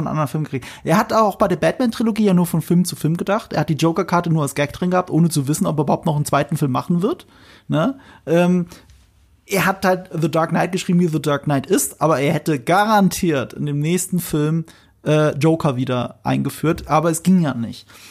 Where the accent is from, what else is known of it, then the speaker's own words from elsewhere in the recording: near Ramstein, Rhineland-Palatinate, Germany; moved away; ich komme ja aus der Nähe von Rammstein. Und in Rammstein, jetzt muss ich mal aus dem Nähkästchen plaudern, da gibt's ein Kino, das ist das äh, Broadway-Kino. Da habe ich meine halbe Kindheit verbracht